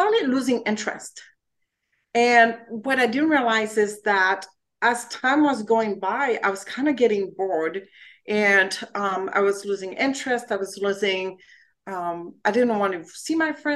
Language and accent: English; France; English is a second language; moved away as an adult; now in United States; I'm originally from France and I came to the US to spend a year here, learn English